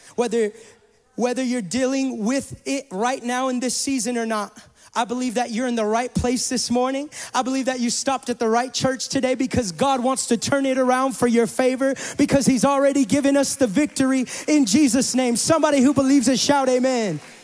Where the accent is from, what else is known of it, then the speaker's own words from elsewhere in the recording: California, United States; moved away; I come from California